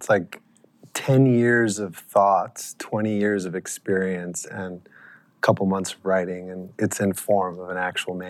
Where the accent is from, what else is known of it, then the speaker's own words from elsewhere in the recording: Los Angeles, California, United States; In LA.